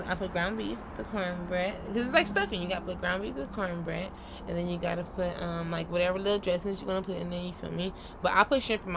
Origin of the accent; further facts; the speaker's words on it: New Orleans, Louisiana, United States; moved away; I'm originally from New Orleans